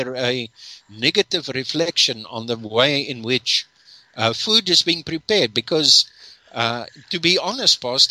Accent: Durban, KwaZulu-Natal, South Africa; I grew up in Durban.

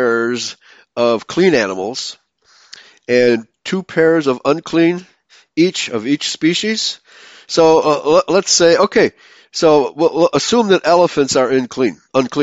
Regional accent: near Heidelberg, Baden-Württemberg, Germany; that's near my hometown

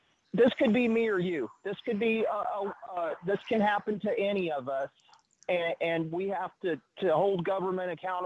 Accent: Joplin, Missouri, United States; I grew up in Joplin, Missouri

